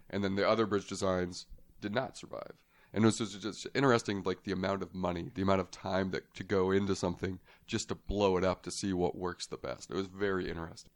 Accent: Las Vegas, Nevada, United States; I am born and raised in Las Vegas.

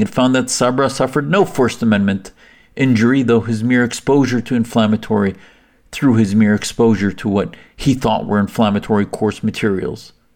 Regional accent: United States; as an American who served in the U S Navy

